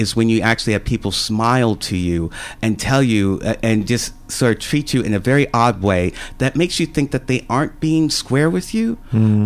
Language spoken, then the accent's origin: English; Mequon, Wisconsin, United States; moved away as an adult; also born or lived in Milwaukee, Wisconsin / Luton, United Kingdom; now in Australia; Even though I was born in Milwaukee, I was born in a very, I lived in a very well-to-do suburb called Mequon.